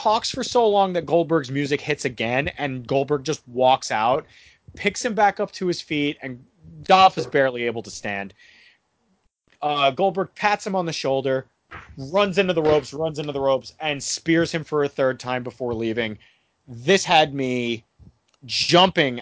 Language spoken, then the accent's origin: English; United States; as an American